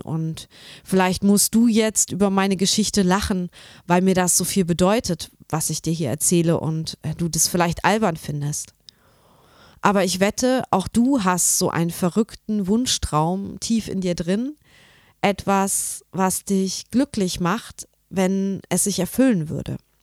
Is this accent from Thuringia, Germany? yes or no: yes; Nordhausen, Thuringia, Germany; in Nordhausen, wo ich herkomme